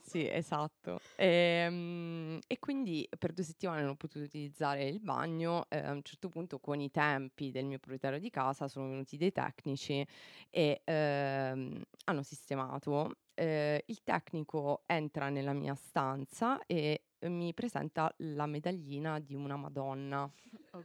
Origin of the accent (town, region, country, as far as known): Policoro, Basilicata, Italy; moved away as an adult; now in Luxembourg